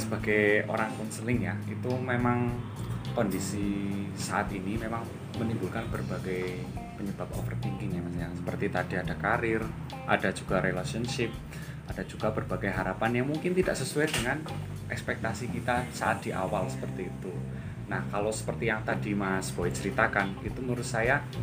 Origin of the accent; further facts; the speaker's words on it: Purbalingga, Central Java, Indonesia; also born or lived in Semarang; saya uh, berasal dari Purbalingga. Saya aslinya Purbalingga